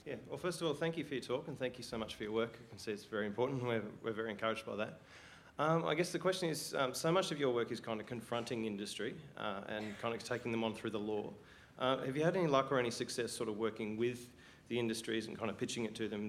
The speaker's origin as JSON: {"language": "English", "country": "Italy", "said": "I'm Italian."}